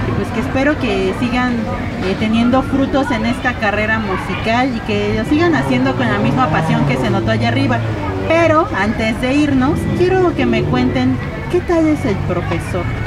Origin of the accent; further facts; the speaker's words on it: Mexico City, Mexico; nací siendo un albur en la Ciudad de México